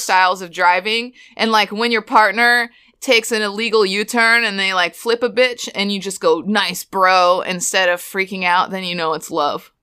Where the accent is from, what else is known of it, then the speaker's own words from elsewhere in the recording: Florida, United States; I went to high school in Florida